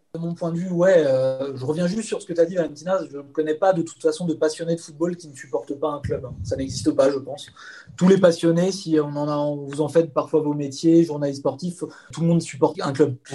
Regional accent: Épinay-sur-Seine, Île-de-France, France; je suis né en France, hein, je suis né à Épinay-sur-Seine dans le 93, et mes parents sont des émigrés calabrais

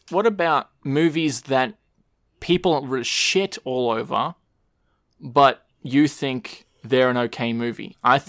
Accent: Australia; everyone just calls it Frio, because we're Australian.

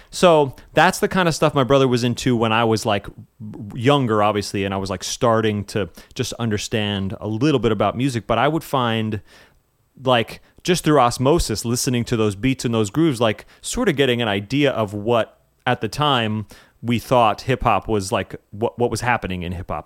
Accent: West Harrison, New York, United States; I am originally from a small place called West Harrison, New York. up in Westchester County

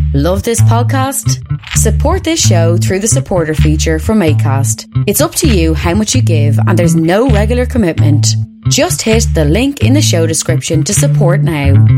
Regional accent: Chicago, Illinois, United States; now in Tulsa, United States; I am also from Chicago and still have family and friends up there

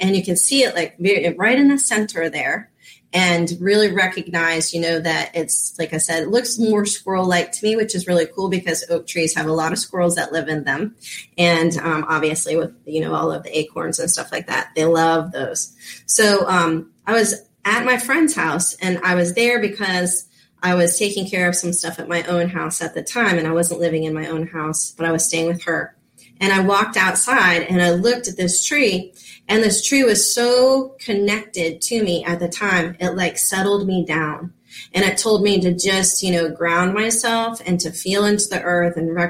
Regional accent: Florida, United States; also born or lived in Reno, Nevada; I'm a Florida girl. I grew up in Florida

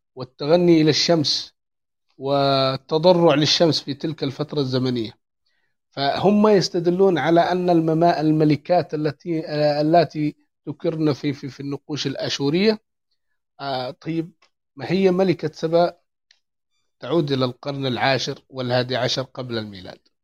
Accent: Yemen; عندنا في اليمن

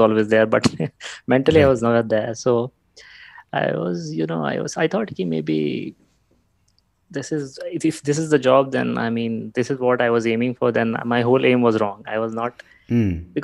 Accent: Giridih, Jharkhand, India; moved away; We are from Jharkhand, a small town called Giridih

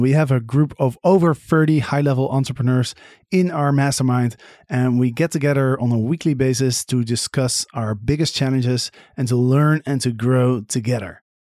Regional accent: Netherlands; I'm from Holland

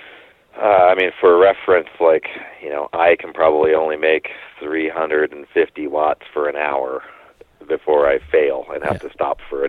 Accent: Bend, Oregon, United States; also born or lived in Coos Bay, Oregon; growing up in Bend, Oregon

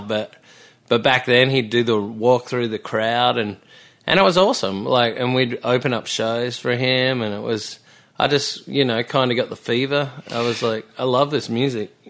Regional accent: Melbourne, Victoria, Australia; moved away as an adult; also born or lived in Byron Bay / Sydney; I was born in Melbourne

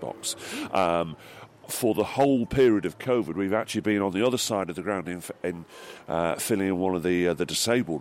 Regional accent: Sale, North West England, United Kingdom; moved away; I'm originally actually from Sale

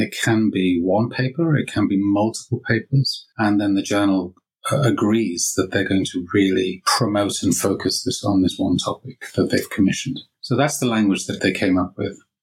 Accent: Liverpool, North West England, United Kingdom; moved away as an adult; also born or lived in Lancaster / Bath; So, I grew up in Liverpool

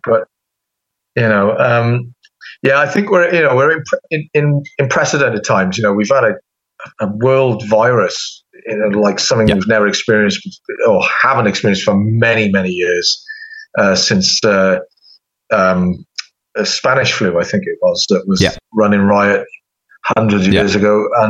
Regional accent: United Kingdom; accent: British; now in United States; as soon as somebody hears my accent or whatever, they will bring the UK up

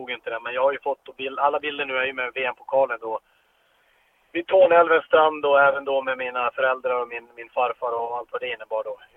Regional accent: Pajala, Norrbotten County, Sweden; born or raised there

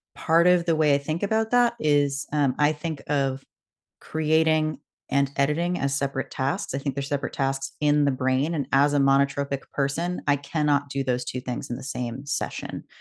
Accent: West Coast, United States; moved away; also born or lived in Boston; I grew up on the West Coast

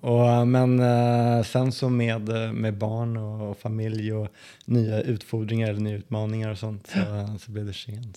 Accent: Sollentuna, Stockholm County, Sweden; moved away as an adult; now in Skien, Norway; uppvuxen i norra delen av Stockholm som heter Sollentuna.

